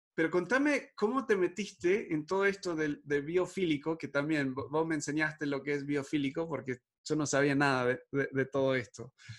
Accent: Argentina; also born or lived in United States / Uruguay; now in Mexico; me crié en Argentina

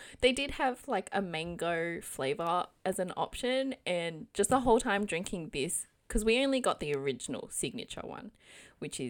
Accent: Australia; we're two Aussie Asian gals

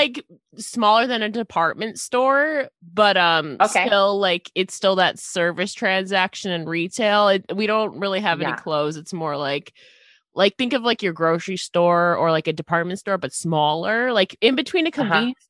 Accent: Buffalo, New York, United States; I'm from Buffalo, New York

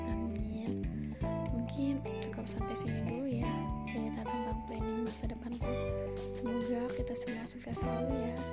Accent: Lampung, Indonesia; Aku berasal dari Lampung, Kabupaten Tanggamus.

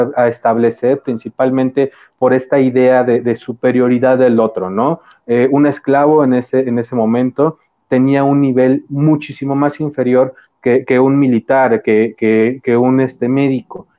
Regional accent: Mexico; somos mexicanos

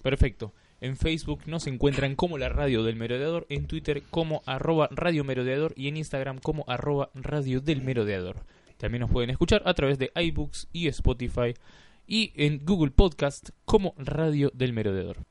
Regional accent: Rosario, Santa Fe, Argentina; como rosarino

